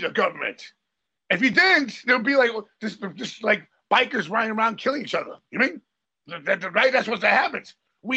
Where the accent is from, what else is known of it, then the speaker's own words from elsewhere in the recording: United States; I'm from the United States